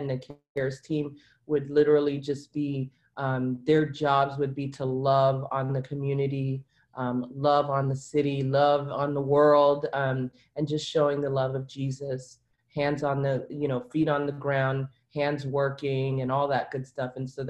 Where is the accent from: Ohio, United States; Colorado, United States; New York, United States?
New York, United States; Brooklyn; now in Miramar, United States; I'm from Brooklyn, and somehow I ended up down here, and you know, you kind of just go with it.